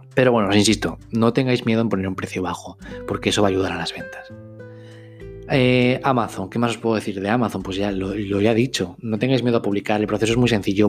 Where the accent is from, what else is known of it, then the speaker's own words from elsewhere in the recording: Spain; soy un escritor español